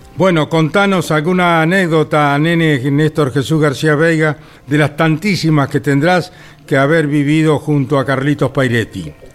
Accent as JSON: {"language": "Spanish", "town": "Winifreda", "region": "La Pampa", "country": "Argentina", "tie": "born or raised there", "said": "en Winifreda, en mi pueblo"}